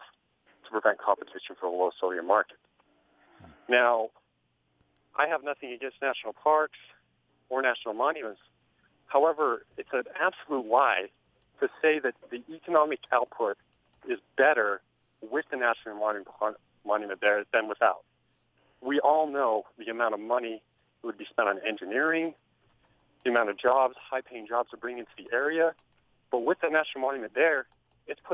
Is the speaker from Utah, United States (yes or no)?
yes; St. George, Utah, United States; I'm from St. George, but as a kid, I grew up going up to the Boulder Mountains